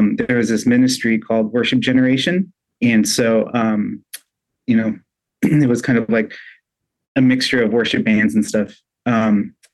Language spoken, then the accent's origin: English; Southern California, United States; moved away as an adult; also born or lived in Oregon; now in Vancouver, Washington, United States; I grew up in Southern California, that's where I lived